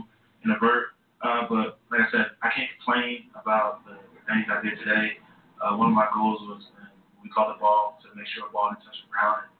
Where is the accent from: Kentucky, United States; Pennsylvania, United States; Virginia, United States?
Pennsylvania, United States; born or raised there; also born or lived in Bronx, New York